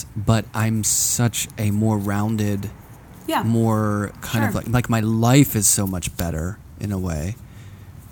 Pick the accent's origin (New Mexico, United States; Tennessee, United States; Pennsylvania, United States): Pennsylvania, United States; Pittsburgh; moved away; I'm from Pittsburgh originally